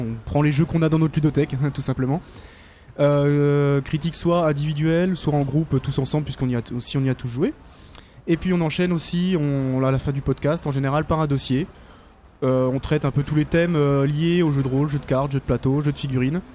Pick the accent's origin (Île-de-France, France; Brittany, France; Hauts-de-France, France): Île-de-France, France; Paris; nous, on est de Paris